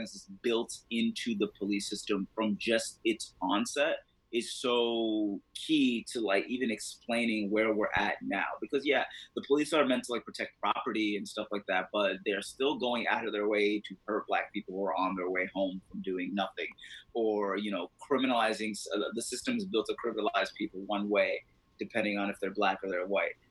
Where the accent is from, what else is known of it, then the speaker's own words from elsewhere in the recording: Mauritania; now in United States; I'm from Mauritania. When I went back home in December